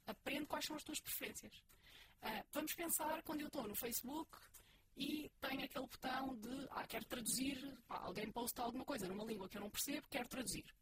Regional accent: Portugal; somos portugueses

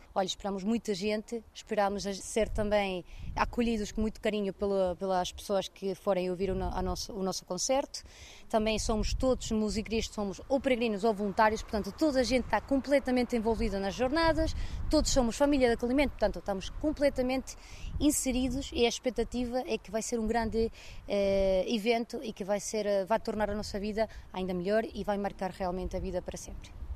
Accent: Venezuela; now in Portugal; O meu marido e eu nascemos na Venezuela

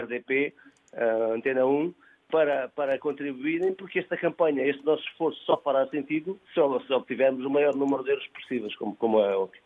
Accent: Trás-os-Montes, Portugal; also born or lived in Margem Sul (Lisbon south bank); now in Margem Sul, Portugal; Eu sou transmontano e vivo aqui há 23 anos

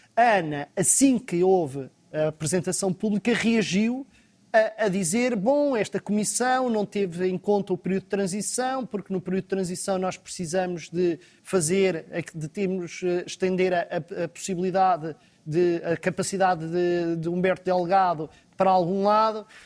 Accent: Lisbon, Portugal; como Lisboeta

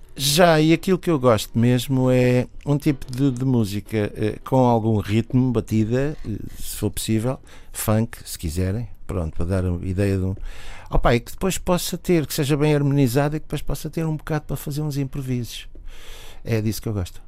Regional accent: Lisbon, Portugal; como Lisboeta

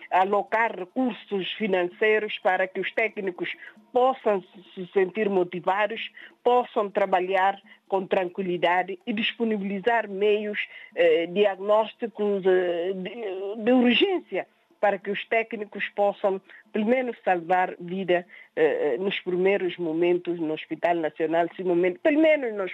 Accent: Guinea-Bissau; Não me podia sentir como guineense, como cidadã guineense

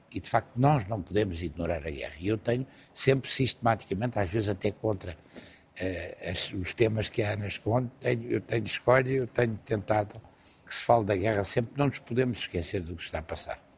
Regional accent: Lisbon, Portugal; Eu sou lisboeta apaixonado

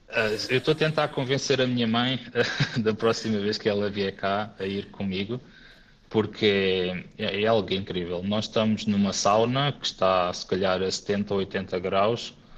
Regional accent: Amora, Lisbon, Portugal; moved away as an adult; also born or lived in Faro; now in Espoo, Finland; Eu, na verdade, sou natural da Amora, sempre vivi e estudei na Margem Sul e em Lisboa

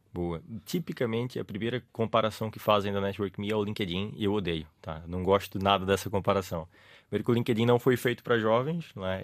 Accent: Recife, Pernambuco, Brazil; accent: Brazilian; now in Portugal; Sou de uma cidade chamada Recife, que fica no nordeste do Brasil

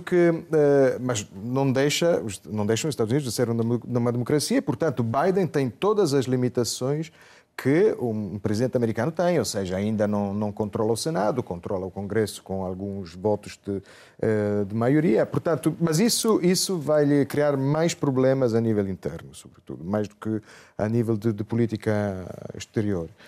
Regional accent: Italy; nós em Itália

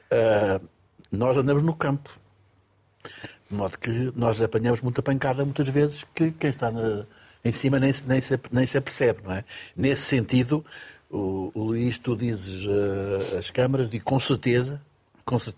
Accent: Lobito, Benguela, Angola; also born or lived in London; now in Portugal; Nasci em Angola. Qual foi a província? Eu nasci no Lubito.

